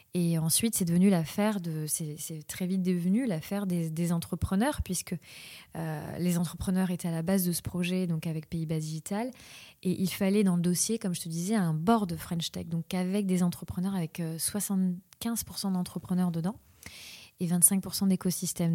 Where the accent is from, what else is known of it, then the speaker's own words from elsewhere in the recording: Mayotte; also born or lived in Réunion; now in Pays Basque, France; je suis née à la Réunion et j'ai grandi à Mayotte